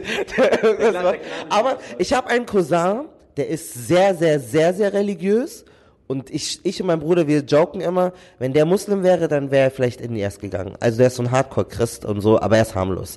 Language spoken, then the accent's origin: German; Germany; ich bin Deutscher